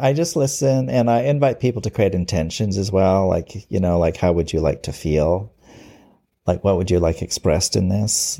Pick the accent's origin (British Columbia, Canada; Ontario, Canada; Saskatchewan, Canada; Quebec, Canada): British Columbia, Canada; Vancouver; I've lived here all my life, all sixty years of my life. I'm a rare original in Vancouver. It's very rare to meet someone who was born here.